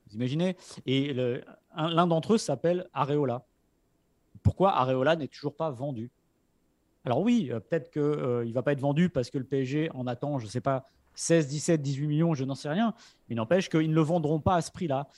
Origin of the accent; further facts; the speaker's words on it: France; quand on est français